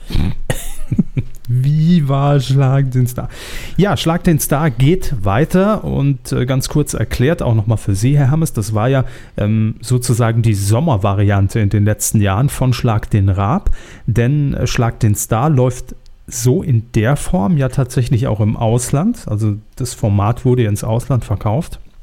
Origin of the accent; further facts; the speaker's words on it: Saarland, Germany; wir kommen ja beide aus dem Saarland